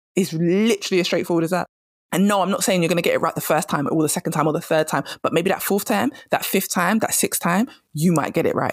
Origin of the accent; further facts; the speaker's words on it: England, United Kingdom; I'm English